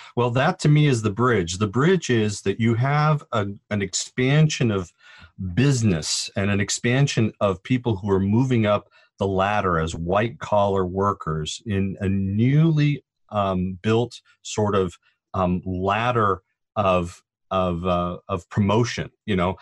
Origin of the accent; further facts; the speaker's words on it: Orange County, California, United States; I grew up in Schuler's Orange County and literally watched the Crystal Cathedral as it was being built.